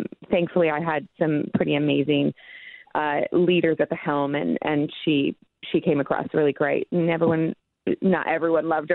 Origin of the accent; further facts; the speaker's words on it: Portland, Oregon, United States; moved away; I grew up in Portland, and I left there in like 98. But I grew up in Portland.